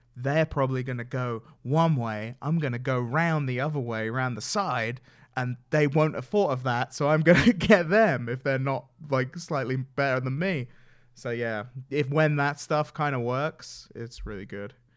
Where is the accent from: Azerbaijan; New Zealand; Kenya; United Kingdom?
United Kingdom; England; I'm from England